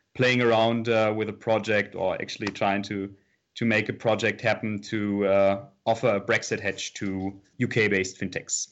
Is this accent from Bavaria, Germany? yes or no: no; Offenbach, Hesse, Germany; I'm from Offenbach, which is, uh, right next to Frankfurt.